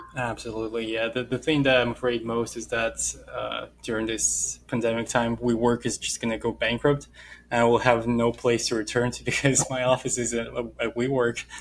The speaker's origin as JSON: {"language": "English", "country": "Russia", "accent": "Russian", "moved": "yes", "said": "From Russia."}